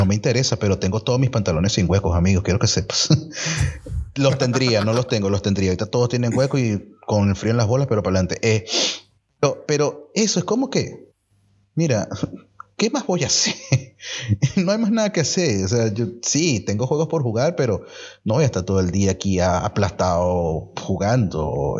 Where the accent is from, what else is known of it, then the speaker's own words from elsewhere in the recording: Venezuela; moved away; venimos de Venezuela